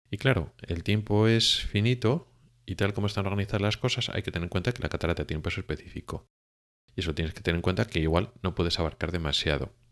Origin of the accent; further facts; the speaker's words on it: Spain; now in Sweden; la mayoría de los oftalmólogos que venimos de España a Suecia